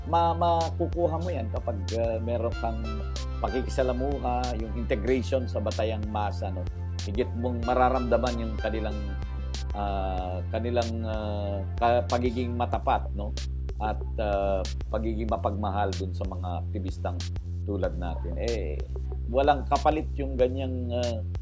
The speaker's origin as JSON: {"language": "Tagalog", "region": "Cagayan Valley", "country": "Philippines", "said": "I'm from Cagayan Valley. Ang father ko ay from Isabela. Ang mother ko ay from uh, Cagayan."}